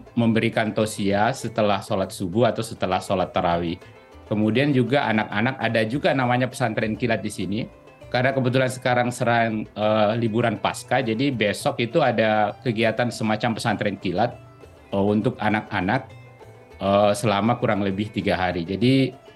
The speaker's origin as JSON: {"language": "Indonesian", "town": "Makassar", "region": "South Sulawesi", "country": "Indonesia", "moved": "yes", "lives_now": "Melbourne, Australia", "said": "saya kebetulan dari Makassar"}